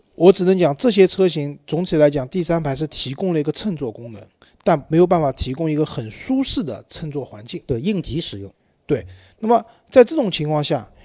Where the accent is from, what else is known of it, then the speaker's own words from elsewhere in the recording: China; 其实我们中国人很多讲的这种车子的情怀是源自于一些汽车杂志